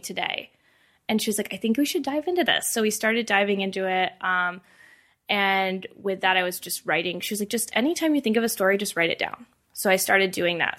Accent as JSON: {"language": "English", "region": "Indiana", "country": "United States", "tie": "born or raised there", "moved": "as an adult", "lives_now": "Denver, United States", "said": "I grew up um, in Indiana"}